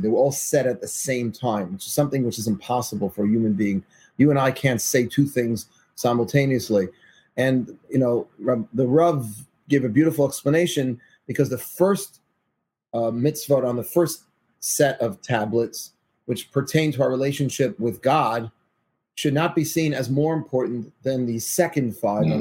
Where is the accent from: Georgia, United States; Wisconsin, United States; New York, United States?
New York, United States; New York City; I'm from Forest Hills, Queens.